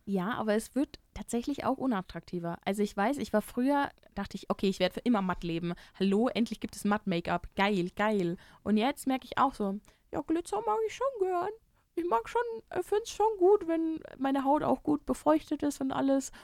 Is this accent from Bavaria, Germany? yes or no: yes; near Freising, Bavaria, Germany; nah in meiner Heimat liegt